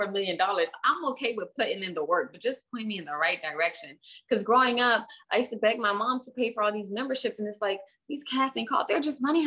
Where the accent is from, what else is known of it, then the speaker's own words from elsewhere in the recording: Miami, Florida, United States; also born or lived in Hialeah, Florida; I was raised in Little Haiti, and you know, kind of the urban neck of the woods, the hood of Miami